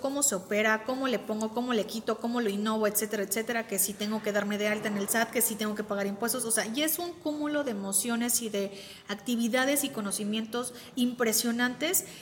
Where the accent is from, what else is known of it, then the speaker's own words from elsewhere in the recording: Veracruz, Mexico; moved away as an adult; now in Querétaro, Mexico; yo soy foránea yo vengo del puerto de Veracruz